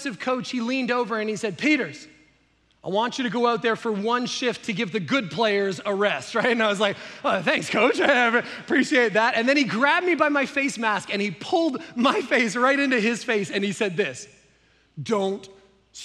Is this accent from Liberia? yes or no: no; Canada; I grew up in Canada